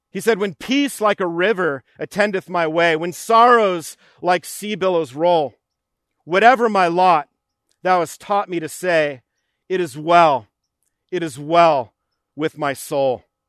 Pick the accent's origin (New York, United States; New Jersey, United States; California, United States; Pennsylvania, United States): New York, United States; as a child, we would go to Camp Spofford, which was named after Horatio Spofford, uh, growing up in New York.